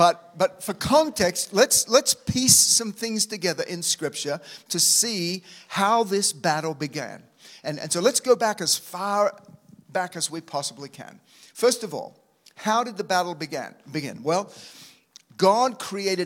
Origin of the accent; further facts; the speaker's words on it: Australia; moved away; as an Aussie coming over to this nation